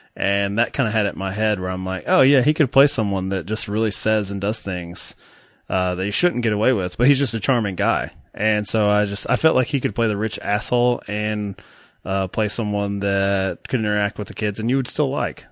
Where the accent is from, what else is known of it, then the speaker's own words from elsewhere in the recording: Kentucky, United States; accent: Kentucky; my Kentucky accent